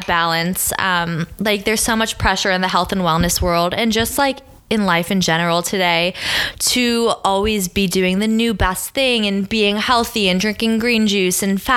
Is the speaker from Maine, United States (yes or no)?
yes; Maine, United States; moved away as an adult; now in New York City, United States; we're both from Maine. We grew up like 10 minutes from each other